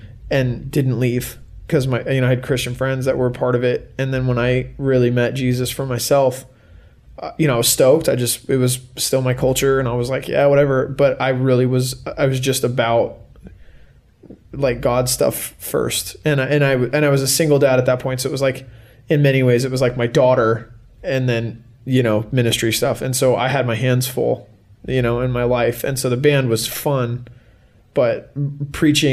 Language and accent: English; California, United States; moved away as an adult; now in Salt Lake City, United States; I'm originally from California, but I've lived in Salt Lake for the last 10 and a half years